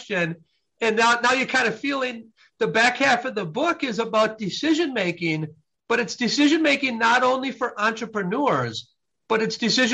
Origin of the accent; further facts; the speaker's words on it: Midwest, United States; I was raised in the Midwest